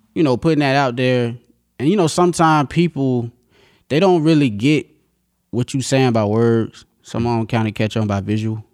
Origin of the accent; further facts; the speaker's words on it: North Carolina, United States; moved away as an adult; now in Virginia, United States; I'm from, uh, North Carolina